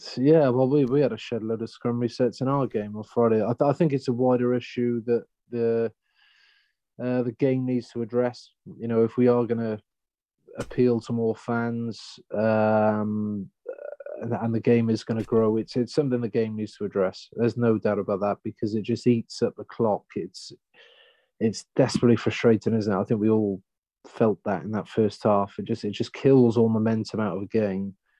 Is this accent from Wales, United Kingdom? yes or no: yes; Wales, United Kingdom; moved away as an adult; now in Australia; as a Welshman